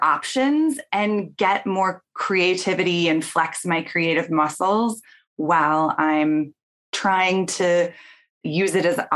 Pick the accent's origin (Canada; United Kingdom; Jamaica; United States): United States; Portland, Oregon; I grew up in Portland, Oregon